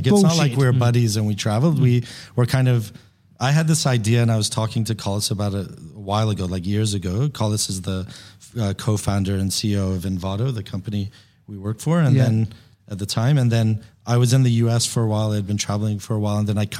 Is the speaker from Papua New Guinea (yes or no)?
yes; Papua New Guinea; moved away as an adult; also born or lived in Chicago; I'm American, Persian American. I was born in Chicago, but I was raised in Papua New Guinea in the Pacific Islands.